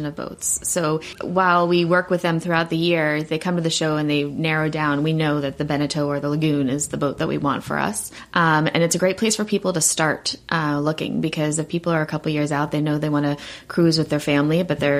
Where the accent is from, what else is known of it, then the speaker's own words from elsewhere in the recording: South Africa; moved away; we're originally from South Africa, my family